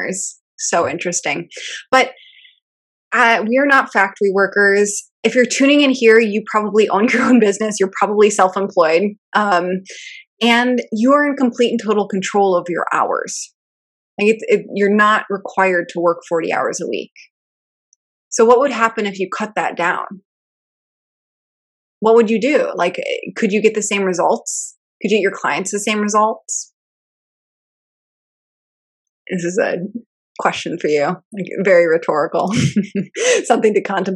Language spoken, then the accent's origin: English; Michigan, United States; I'm from Michigan, so we like actually learned about this in elementary school or high school